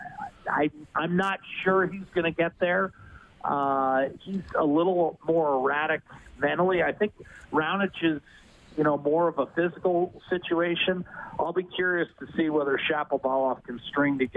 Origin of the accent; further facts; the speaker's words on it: Meadville, Pennsylvania, United States; moved away; my hometown, Meadville, Pennsylvania, Western Pennsylvania